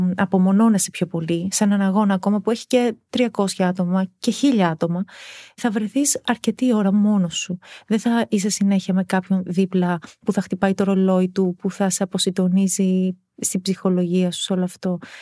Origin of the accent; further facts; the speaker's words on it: Lamia, Central Greece, Greece; εκεί μεγάλωσα, εκεί έκανα την οικογένειά μου